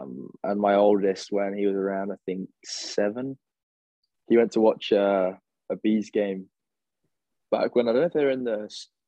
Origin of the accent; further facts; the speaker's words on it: Woodley, South East England, United Kingdom; also born or lived in Czech Republic; now in Cardiff, United Kingdom; I'm from like a small town called Woodley, which comes under Reading.